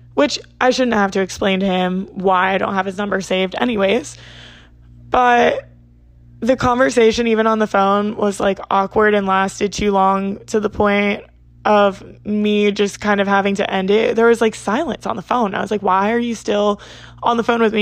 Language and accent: English; New Jersey, United States; I'm from South Jersey